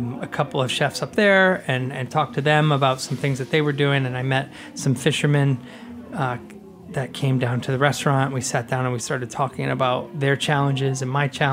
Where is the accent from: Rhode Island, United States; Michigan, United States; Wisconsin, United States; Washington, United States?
Rhode Island, United States; I grew up in Rhode Island on the coast